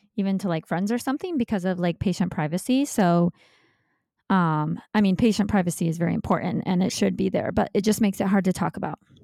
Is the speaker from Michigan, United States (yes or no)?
yes; Michigan, United States; moved away as an adult; now in Los Angeles, United States; I'm from Michigan, but I moved out to Los Angeles, California to be with my now husband